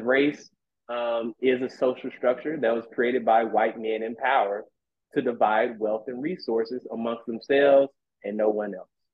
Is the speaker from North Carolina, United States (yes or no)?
no; Shreveport, Louisiana, United States; I'm from Shreveport, Louisiana